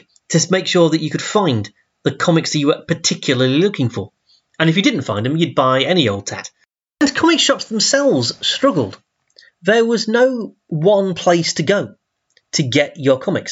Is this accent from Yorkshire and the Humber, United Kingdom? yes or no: yes; Doncaster, Yorkshire and the Humber, United Kingdom; I grew up in Doncaster